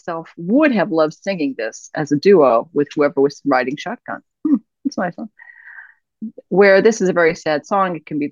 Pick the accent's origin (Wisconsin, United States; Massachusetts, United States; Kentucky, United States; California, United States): Massachusetts, United States; Boston; I'm from Boston